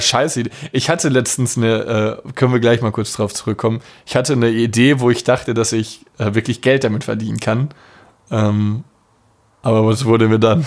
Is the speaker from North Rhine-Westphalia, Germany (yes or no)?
yes; Dortmund, North Rhine-Westphalia, Germany; Bei uns in Dortmund